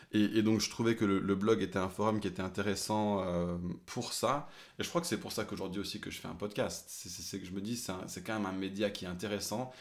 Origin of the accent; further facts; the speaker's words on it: France; French is a second language; mon père et ma mère ont déménagé en France quand j'avais 3 ans. Eux, ils parlaient anglais à la maison, et puis moi, j'ai appris le français forcément à l'école